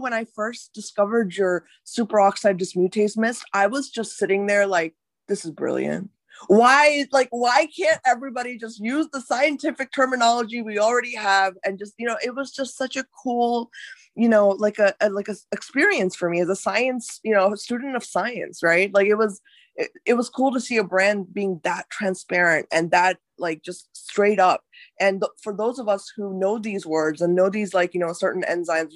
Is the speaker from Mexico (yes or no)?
no; India; I'm from India as well.